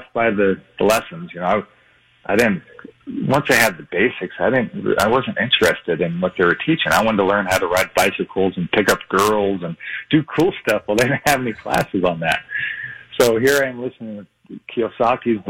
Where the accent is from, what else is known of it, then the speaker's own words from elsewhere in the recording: Hawaii, United States; moved away; also born or lived in Las Vegas; I grew up in Hawaii, too